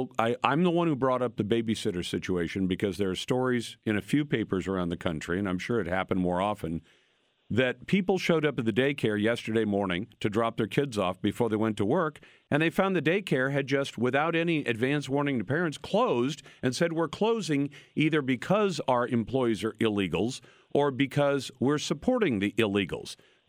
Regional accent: United States; born there; I was born in the United States.

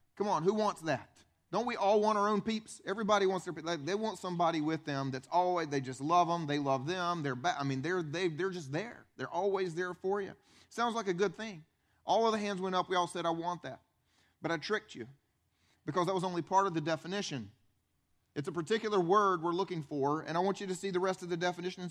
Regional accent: upstate South Carolina, United States; I grew up here in South Carolina. I grew up, though, upstate, right below the state line.

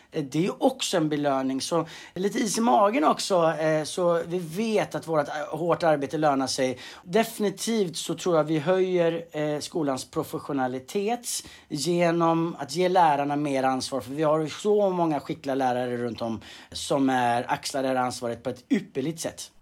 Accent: Tjörn, Västra Götaland, Sweden; moved away as an adult; now in Stockholm, Sweden; född och uppvuxen på, på Tjörn eh, på västkusten.

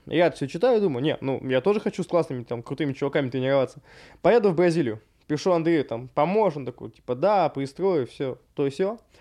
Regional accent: Russia

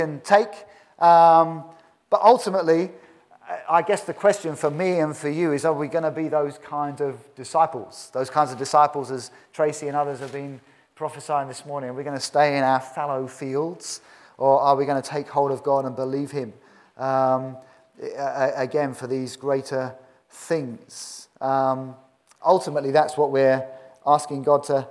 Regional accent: United Kingdom; In my 47 years, I've never seen genuine revival in this country

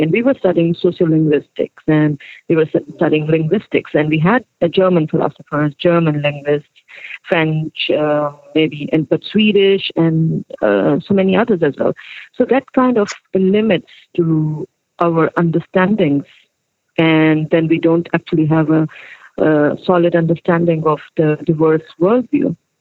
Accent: Saudi Arabia; also born or lived in Pakistan / Turkey / Sweden; now in Stockholm, Sweden; I was born in Pakistan, but I grew up in Saudi Arabia.

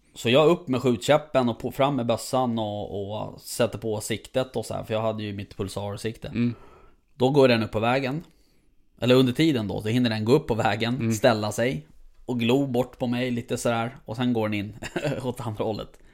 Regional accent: Stockholm, Stockholm County, Sweden; jag som stockholmare

